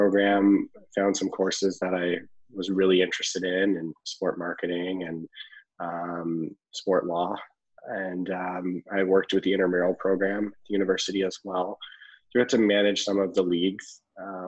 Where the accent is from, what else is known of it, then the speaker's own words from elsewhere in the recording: Ottawa, Ontario, Canada; born and raised in Ottawa, Ontario